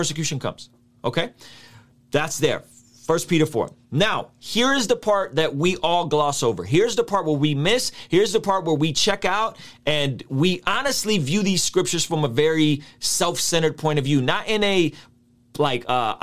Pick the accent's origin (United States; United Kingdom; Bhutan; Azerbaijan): Azerbaijan; Baku; moved away; I grew up in Azerbaijan